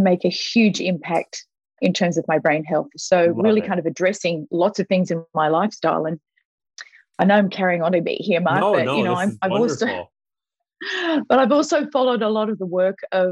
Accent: Australia; moved away as an adult; also born or lived in Vancouver; we, as an Australian, we moved to Vancouver for Jakey, our son

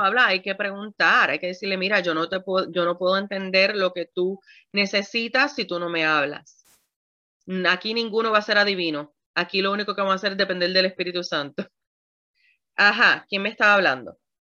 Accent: Puerto Rico; como buena puertorriqueña que soy

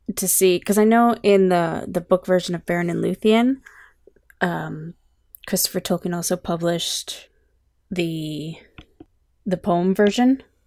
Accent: Canada; I'm Canadian, not American.

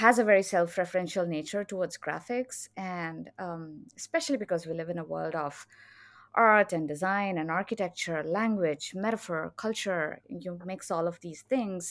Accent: India; moved away as an adult; now in Austin, United States; I'm originally from India

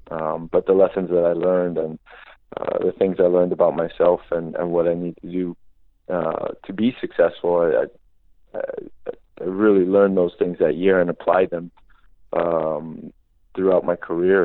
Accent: Hawaii, United States; moved away as an adult; growing up in Hawaii

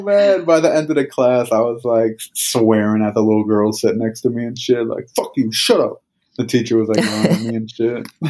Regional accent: Northeast, United States; I'm from the Northeast

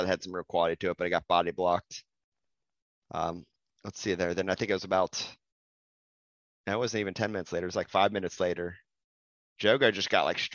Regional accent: United States; We're American

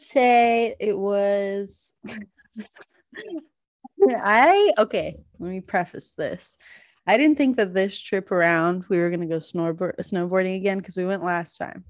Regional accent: the South, United States; moved away; I grew up in the South, so I did not grow up around winter sports

